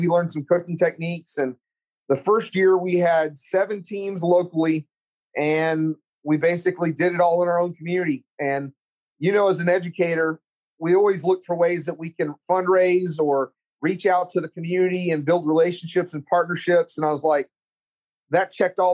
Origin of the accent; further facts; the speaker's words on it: Central Texas, United States; accent: Texas; I don't think I have a bad Texas accent, but I grew up in Central Texas